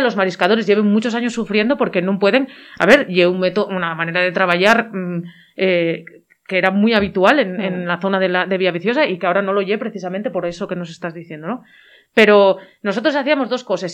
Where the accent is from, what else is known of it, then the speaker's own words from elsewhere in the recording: Llanes, Asturias, Spain; en el mi pueblo, en uno de los mis pueblos, en uno de ellos, eh, de los de Llanes